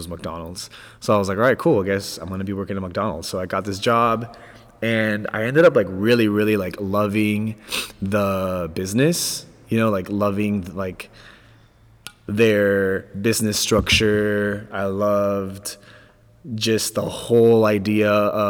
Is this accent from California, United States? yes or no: yes; Orange County, California, United States; also born or lived in Los Angeles, California; I was born in LA, but I grew up my entire life in Orange County